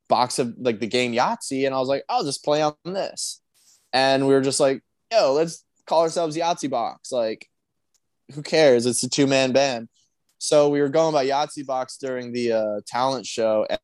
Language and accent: English; Sylvania, Ohio, United States; in Ohio, like right where we grew up in Sylvania